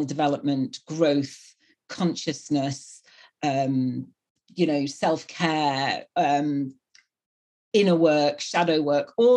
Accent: near Manchester, North West England, United Kingdom; now in Bristol, United Kingdom; I come from the northwest of England, which is up near Manchester, but I live and have lived for 22 years in Bristol, which is in the southwest.

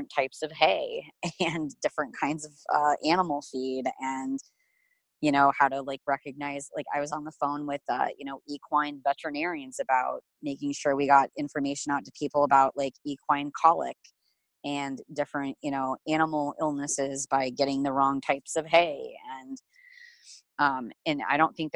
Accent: Red Oak, Iowa, United States; my family had a dairy farm. So, we had one of the largest dairy operations in Southwest Iowa. It was in Red Oak, Iowa when I was really little

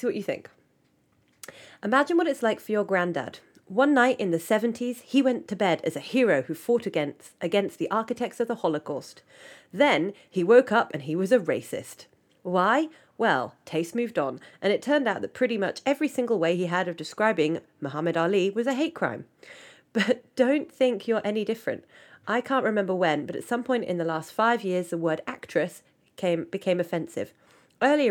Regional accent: England, United Kingdom; We call it in England

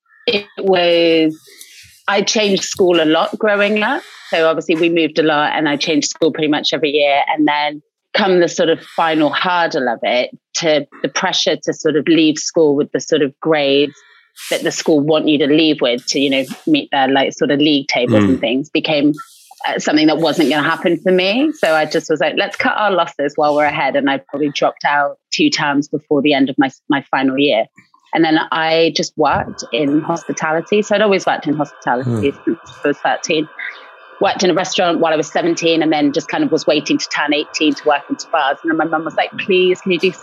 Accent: Canada; now in United Kingdom; I am half Russian, half English, and I grew up in Canada before moving to the UK

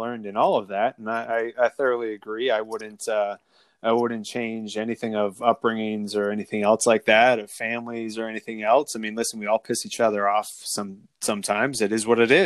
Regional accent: Schuylkill County, Coal Region, Pennsylvania, United States; I'm from Schuylkill County and the Coal Region.

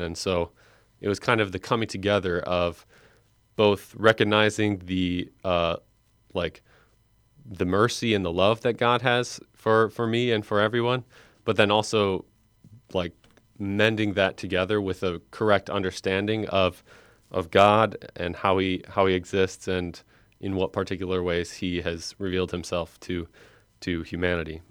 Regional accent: Fox Lake, Illinois, United States; also born or lived in Michigan; I was born, uh, and raised in Fox Lake, Illinois, which is in Northwest Lake County.

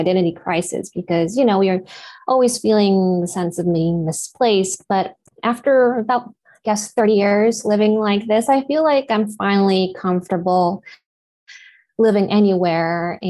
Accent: Japan; first language Japanese; English is a second language; moved away; My first language is Japanese, but I always feel like I had to, you know, catch up with my English.

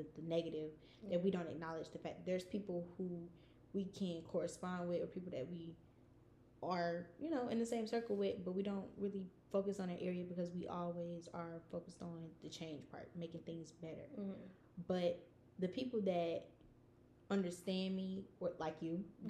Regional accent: Savannah, Georgia, United States; because I'm Southern. Yeah. Like, when people ask me, like, where are you from? I really automatically always say Atlanta. Mm-hmm. Because explaining where I'm from, Savannah

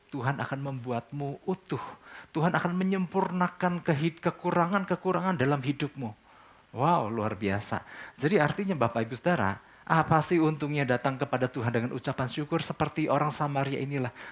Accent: Indonesia; Buat kita orang Indonesia, buat kita orang Timur kan.

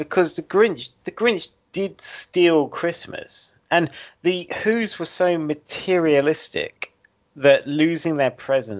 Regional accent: Essex, East of England, United Kingdom; accent: Essex; moved away; We're from very opposite ends of Britain. Like, I'm not from where I live. I'm from Essex, which is very much south of where I actually live.

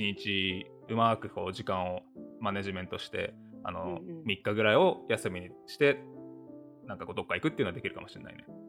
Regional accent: Okinawa, Japan; moved away as an adult; also born or lived in Tokyo, Japan / Austin, Texas, United States; now in Greensboro, United States; 沖縄出身なんですけど沖縄は花粉がないから、要は高校卒業する18歳まで全く蓄積がないままあのいてで東京大学東京に行って

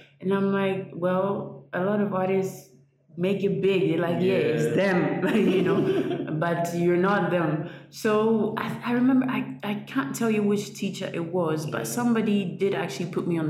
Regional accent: Ghana; also born or lived in Ivory Coast; I'm half Ghanaian, half Ivorian.

